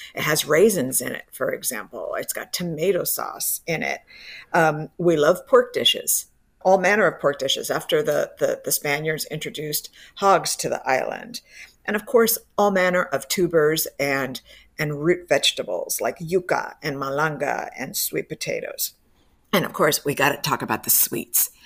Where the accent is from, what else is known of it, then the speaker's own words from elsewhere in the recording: Miami, Florida, United States; also born or lived in Cuba; now in Tampa, United States; I was raised in Miami